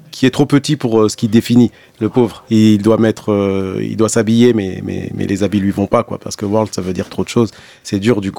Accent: Blida, Blida Province, Algeria; also born or lived in Algiers; Babelwed, bah, euh, c'est là où je suis né. Après, moi, j'ai grandi à Blida, donc euh, babel c'est euh, en plus un quartier d'Alger.

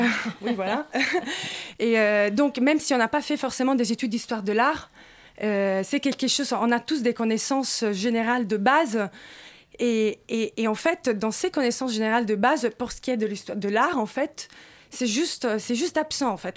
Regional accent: Rome, Lazio, Italy; now in Paris, France; je suis italienne et romaine

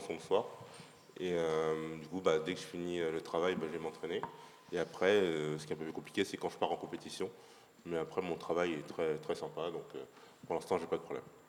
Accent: Paris, Île-de-France, France; je suis parisien pur

